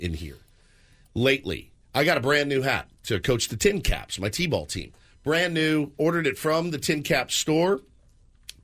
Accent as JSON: {"language": "English", "region": "the South", "country": "United States", "said": "I was from the South"}